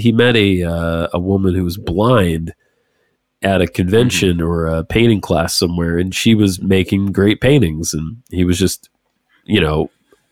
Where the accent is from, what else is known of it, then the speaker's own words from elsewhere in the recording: Georgia, United States; moved away; I'm from Georgia originally